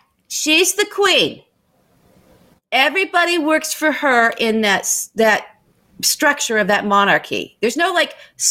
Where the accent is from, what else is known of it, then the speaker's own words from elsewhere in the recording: Ireland; I'm Irish. So I like that Irish tree, that guy that sent out.